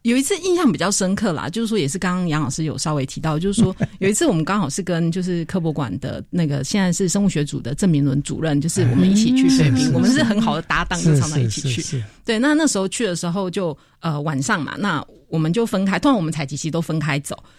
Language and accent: Chinese; Taiwan; 我台湾来的。